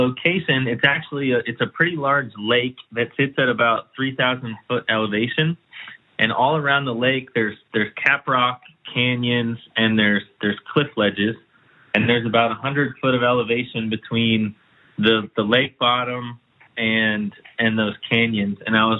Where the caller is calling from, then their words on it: Central Texas, United States; I'm calling from Central Texas.